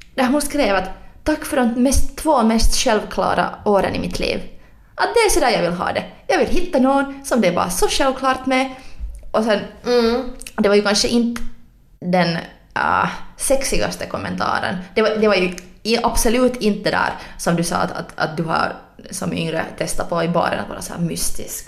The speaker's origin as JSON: {"language": "Swedish", "town": "Helsinki", "region": "Uusimaa", "country": "Finland", "said": "jag är från Helsingfors"}